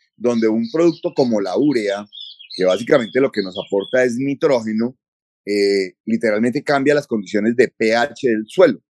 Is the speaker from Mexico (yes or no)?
no; Colombia